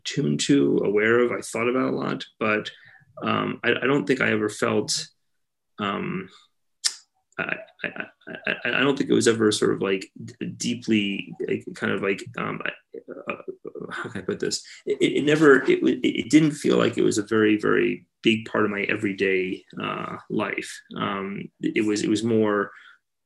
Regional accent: Los Angeles, California, United States; Here in Los Angeles.

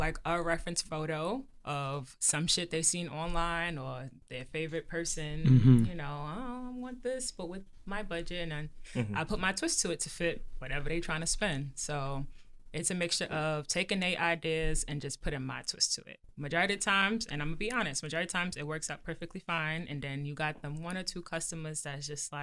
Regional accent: New York City, New York, United States; I'm from Brooklyn.

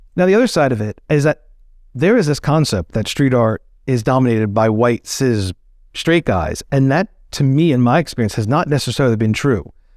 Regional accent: outside of New York City, United States; growing up outside of New York City, during that time period

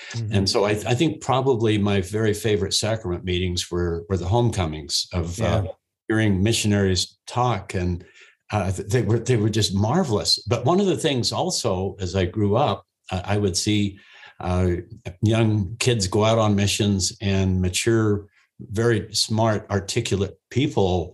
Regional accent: Ogden, Utah, United States; I was raised in Ogden, Utah

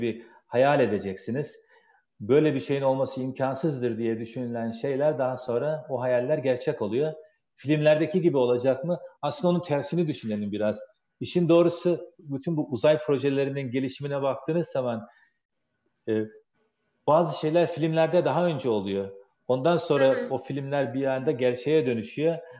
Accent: Turkey; now in United States; Amerika'da da yaşasak gönlümüz Türkiye'de. Türküz.

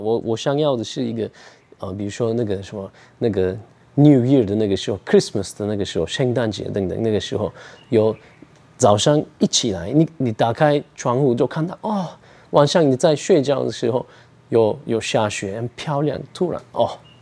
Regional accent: Ankara, Turkey; Chinese is a second language; moved away as an adult; now in Taichung, Taiwan; 我的老家，我的家乡，那个安卡拉，土耳其的秀度，那边也会冷，会热

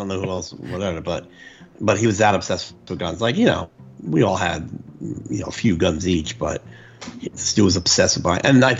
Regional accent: Jersey City, New Jersey, United States; I grew up in Jersey City, and the houses were much closer.

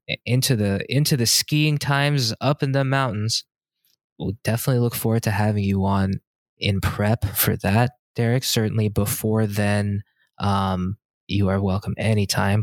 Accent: California, United States; moved away as an adult; also born or lived in San Diego / Inland Empire / Los Angeles / Boston; coming from California, only having lived in California, San Diego, the, then the I E, L

